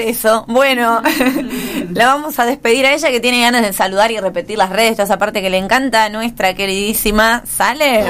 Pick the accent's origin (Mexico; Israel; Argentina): Argentina; General Rodríguez, Buenos Aires Province; en mi ciudad natal, General Rodríguez